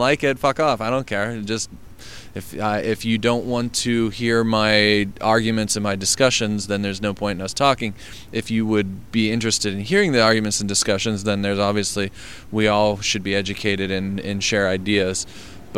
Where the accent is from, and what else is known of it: Pittsburgh, Pennsylvania, United States